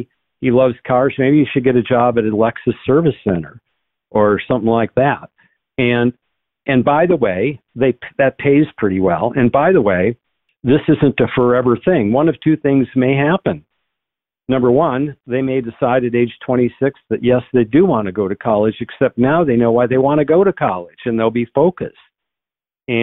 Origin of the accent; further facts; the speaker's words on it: North Dakota, United States; But when I go back to my home state of North Dakota, I see much more common sense, or Oklahoma.